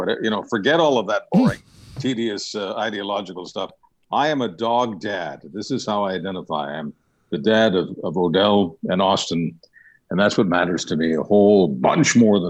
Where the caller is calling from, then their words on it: British Columbia, Canada; I'm in British Columbia